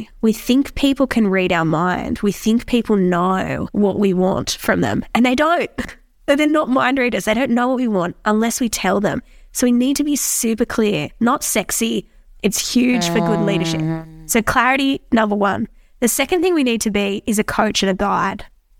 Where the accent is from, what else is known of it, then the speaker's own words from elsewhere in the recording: New South Wales, Australia; I'm from New South Wales, so we're into rugby league over here.